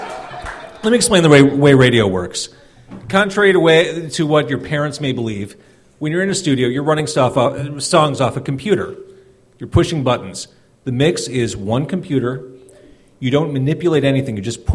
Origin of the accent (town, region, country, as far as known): Skokie, Illinois, United States; born or raised there